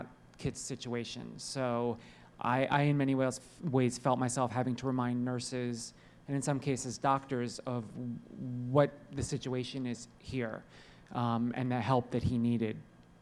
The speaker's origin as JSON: {"language": "English", "region": "New Jersey", "country": "United States", "tie": "born or raised there", "said": "I grew up in New Jersey"}